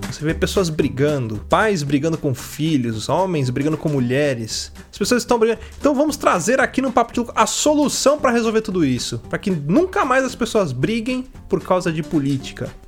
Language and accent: Portuguese; Santa Bárbara d'Oeste, São Paulo, Brazil; sou da cidade de Santa Bárbara do Oeste